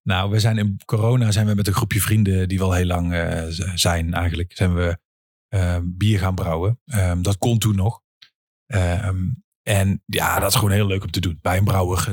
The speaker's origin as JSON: {"language": "Dutch", "town": "'s-Hertogenbosch", "region": "North Brabant", "country": "Netherlands", "said": "kom ik uit Den Bosch"}